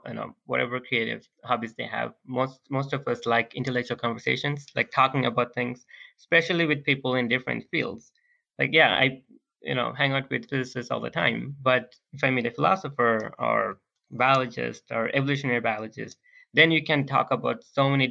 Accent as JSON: {"language": "English", "country": "Bangladesh", "second_language": "English", "moved": "yes", "said": "we're all from Bangladesh"}